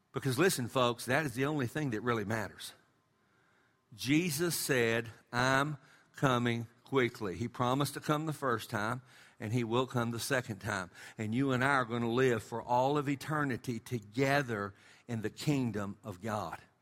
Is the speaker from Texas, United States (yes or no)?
yes; West Texas, United States; we're from West Texas.